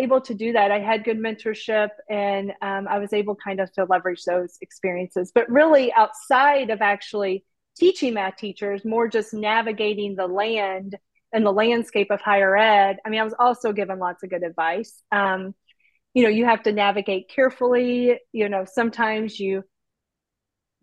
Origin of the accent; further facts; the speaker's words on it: Midwest, United States; also born or lived in Southern Indiana; I'm from the Midwest where everyone's like the pleasantries are all there